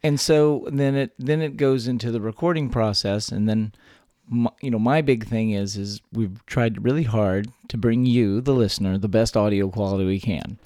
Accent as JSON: {"language": "English", "region": "South Texas", "country": "United States", "tie": "born or raised there", "also_born_or_lived": "San Antonio", "said": "I grew up all over South Texas"}